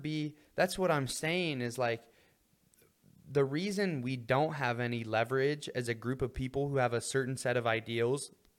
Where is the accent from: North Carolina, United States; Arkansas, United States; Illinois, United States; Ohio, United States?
Ohio, United States; I was raised in Ohio